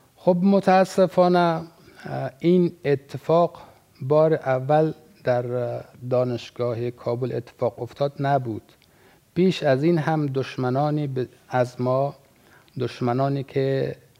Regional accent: Afghanistan; به عنوان یک افغانستانی

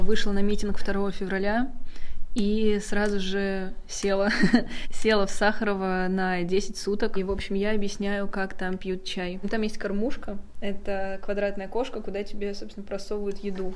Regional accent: Ufa, Bashkortostan, Russia; я из Уфы

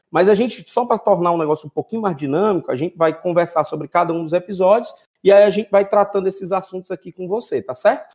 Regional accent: Fortaleza, Ceará, Brazil; oriundo lá do Conjunto Ceará, aqui no Brasil

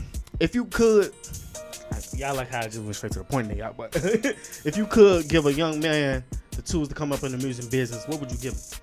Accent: Terrytown, United States; it felt like I was reminiscing back when I was young and I was from Terrytown. I was on that block chilling as a kid, you feel me?

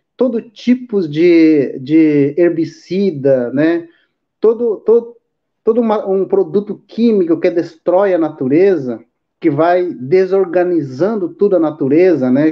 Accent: Mato Grosso do Sul, Brazil; Indígena Guarani Kaiowaki do estado de Mato Grosso do Sul. É, resido na aldeia Teique, né? Onde nasci, né? e convivi muito com os mais velhos

